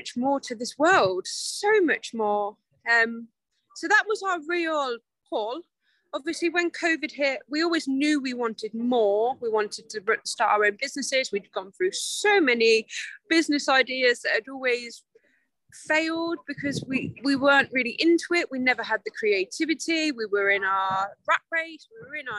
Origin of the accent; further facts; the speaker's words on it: Coventry, West Midlands, United Kingdom; moved away; We're originally from Coventry in the Midlands. So slap bang in the middle. And I've lived there my whole life.